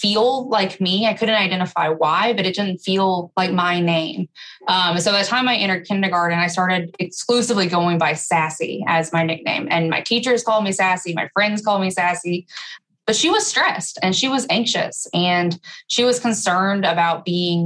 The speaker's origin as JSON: {"language": "English", "region": "Alabama", "country": "United States", "tie": "born or raised there", "said": "I grew up in Alabama"}